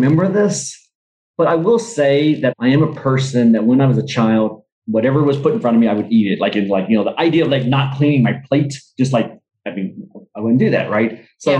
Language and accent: English; Vietnam; born there; Like I was adopted, I was born in Vietnam, you know?